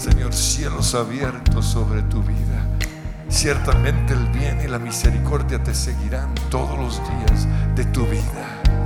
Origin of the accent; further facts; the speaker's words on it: Colombia; Te pedimos perdón como colombianos